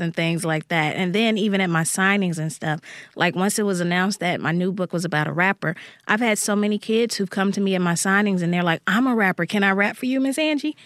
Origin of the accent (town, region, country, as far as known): Jackson, Mississippi, United States; born or raised there